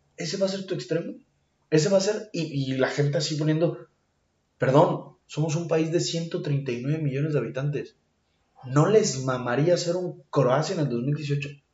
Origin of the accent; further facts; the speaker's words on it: Mexico; Yo soy mexicano, siempre me voy a poner la verde, todos los días de mi vida, porque soy mexicano